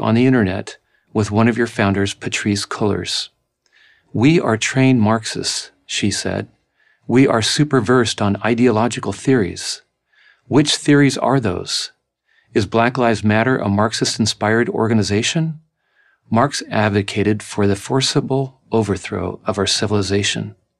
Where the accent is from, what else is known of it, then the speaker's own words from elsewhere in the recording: La Mesa, California, United States; my hometown of La Mesa, California